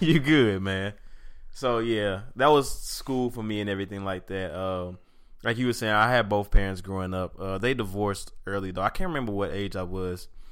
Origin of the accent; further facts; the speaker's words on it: St. Louis, Missouri, United States; I grew up in Saint Louis, Missouri, uh, Bill Ridge, Normandy District to be exact